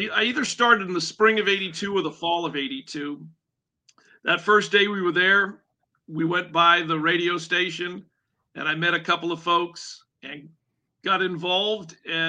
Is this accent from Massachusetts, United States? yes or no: yes; Boston, Massachusetts, United States; moved away as an adult; now in Atlanta, United States; I'm from the Boston area.